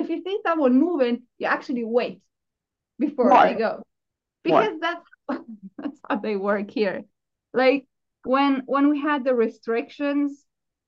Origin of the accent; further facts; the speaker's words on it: Southern Germany, Germany; now in Finland; I'm from South Germany.